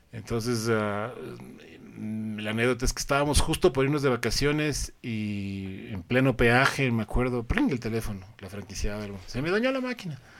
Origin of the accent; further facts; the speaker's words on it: Ecuador; moved away as an adult; also born or lived in Colombia; soy ecuatoriano